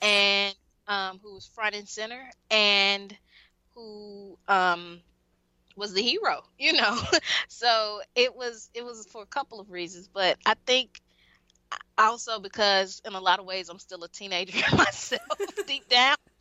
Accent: Mississippi, United States; i'm from mississippi

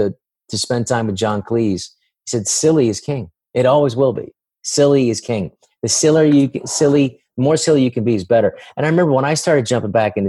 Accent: San Francisco, California, United States; I grew up in San Francisco

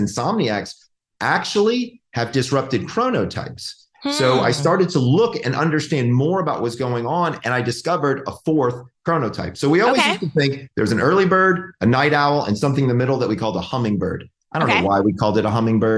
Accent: Georgia, United States; now in California, United States; I'm from Georgia. Like, it's like old home for me.

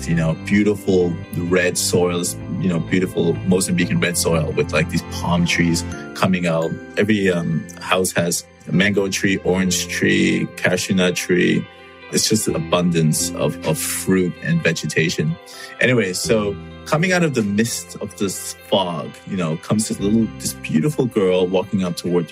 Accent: Canada; I come from Canada.

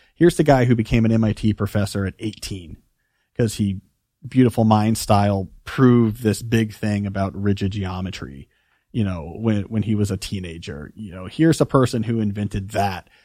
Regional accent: New Jersey, United States; also born or lived in Houston, Texas; I moved after second grade from Houston to New Jersey

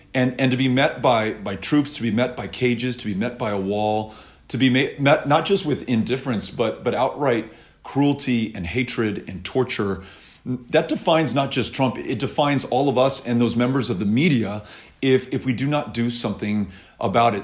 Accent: Texas, United States; I come from Texas, and this is a, a very proud gun owning state

